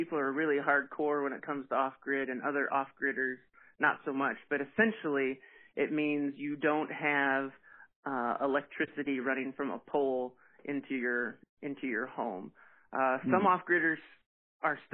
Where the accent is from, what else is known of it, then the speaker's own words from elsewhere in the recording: Wright City, Missouri, United States; also born or lived in Hermann, Missouri; I'm originally from Wright City, Missouri. It's about an hour west of St. Louis, and that's where we grew up